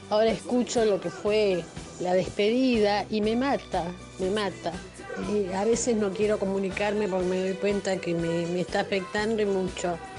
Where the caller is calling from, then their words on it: Mar del Plata, Buenos Aires Province, Argentina; de Mar del Plata.